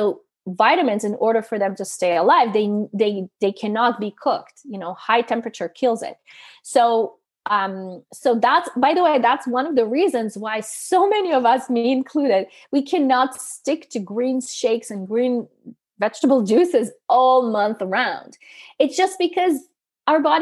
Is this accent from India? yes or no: no; Canada; I come from Canada